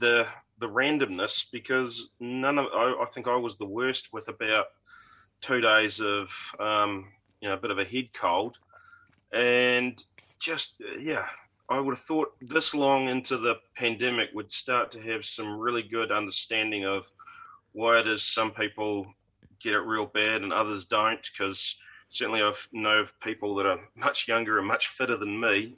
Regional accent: Wellington, New Zealand; growing up in Wellington region

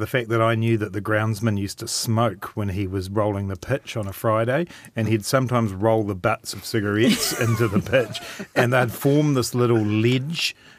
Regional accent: Dunedin, Otago, New Zealand; as a young boy growing up in Dunedin, that was my thing.

